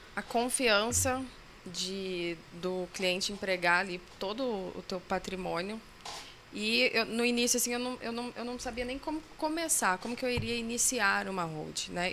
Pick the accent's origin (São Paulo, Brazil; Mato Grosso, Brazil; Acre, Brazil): Mato Grosso, Brazil; Cuiabá; sou de Cuiabá, Mato Grosso.